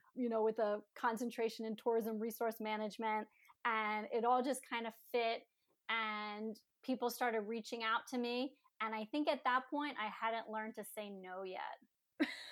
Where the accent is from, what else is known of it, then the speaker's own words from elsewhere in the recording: Philadelphia, Pennsylvania, United States; my heart was always in Philly since that's my hometown